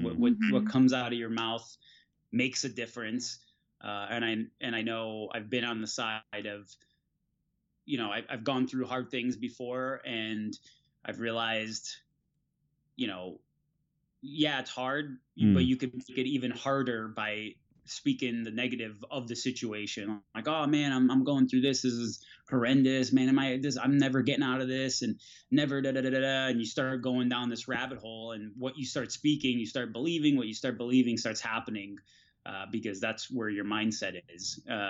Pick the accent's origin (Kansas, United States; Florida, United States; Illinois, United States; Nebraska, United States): Florida, United States; So, you know, 70 degrees California felt like, you know, 30 degrees for us because we're from Florida.